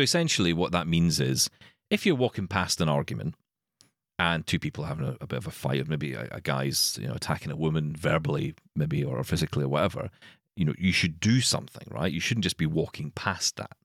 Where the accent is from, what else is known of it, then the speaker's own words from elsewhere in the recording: Glasgow, Scotland, United Kingdom; I'm from Glasgow